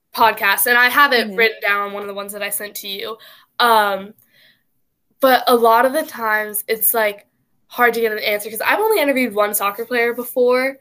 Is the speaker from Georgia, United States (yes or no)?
no; Cary, North Carolina, United States; born or raised there